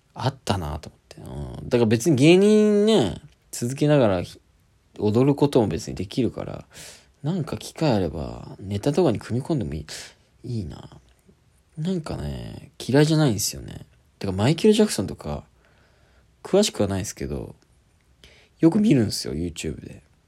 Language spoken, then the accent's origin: Japanese; Kyushu, Japan; also born or lived in Kitakyushu; 家の近く、九州の九州工業大学っていう国立の大学に、しぶしぶ行くことになる